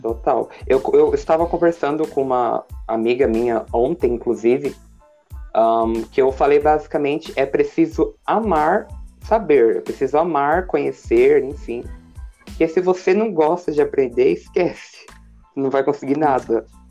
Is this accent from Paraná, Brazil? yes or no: yes; Paraná, Brazil; now in Suzano, Brazil; moro em São Paulo, Suzano, mas eu nasci no Paraná